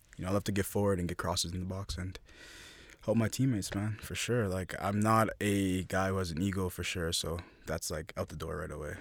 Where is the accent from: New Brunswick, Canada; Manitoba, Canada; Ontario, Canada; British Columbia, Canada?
Ontario, Canada; Toronto; Born and raised in the beautiful city of Toronto